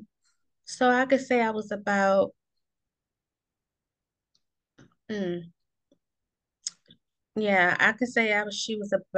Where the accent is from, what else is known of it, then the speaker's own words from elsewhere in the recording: Baltimore, Maryland, United States; I am from Baltimore, Maryland, but we call it over here Bodymore or Bmore